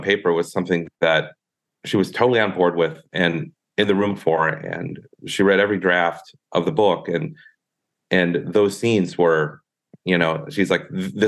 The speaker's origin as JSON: {"language": "English", "region": "southern Minnesota", "country": "United States", "tie": "born or raised there", "moved": "yes", "lives_now": "California, United States", "said": "I'm from southern Minnesota"}